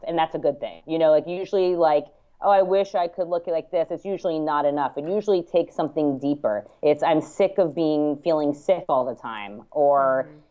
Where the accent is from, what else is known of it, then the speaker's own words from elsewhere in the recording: New York, United States; I'm bi-coastal, but I grew up in New York